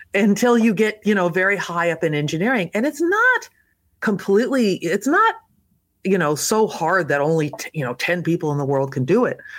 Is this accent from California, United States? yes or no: yes; Los Angeles, California, United States; grew up in Southern California, and I, uh, was born in Los Angeles